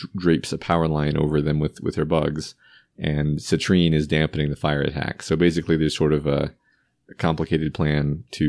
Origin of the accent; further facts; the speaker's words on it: Texas, United States; I do, although I still don't understand why we talk about Alamo so much. But even as a Texan.